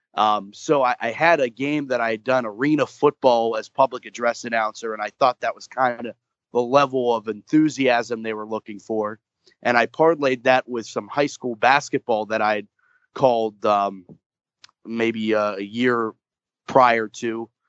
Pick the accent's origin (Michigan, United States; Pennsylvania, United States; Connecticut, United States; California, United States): Pennsylvania, United States; Moon Township; I grew up in Moon Township, just about 20 minutes outside of Pittsburgh